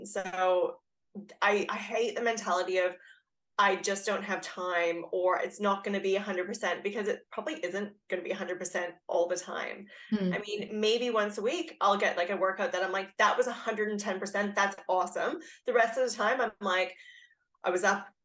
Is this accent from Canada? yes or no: yes; Canada; now in Australia; I'm Canadian, but I've lived here for a long time